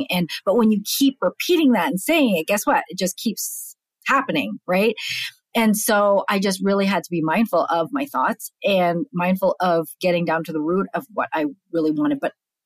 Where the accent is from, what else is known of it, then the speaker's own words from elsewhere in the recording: Canada; moved away as an adult; now in United States; I'm born and raised in Canada